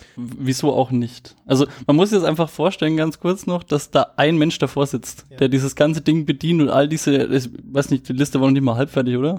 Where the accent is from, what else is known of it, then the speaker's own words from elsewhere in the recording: Nuremberg, Bavaria, Germany; ich bin auch aus Nürnberg